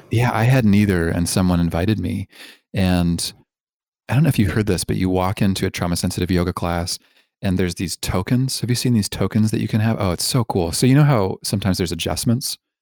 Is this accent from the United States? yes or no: no; Toronto, Ontario, Canada; also born or lived in Vancouver; I grew up in Canada, in Toronto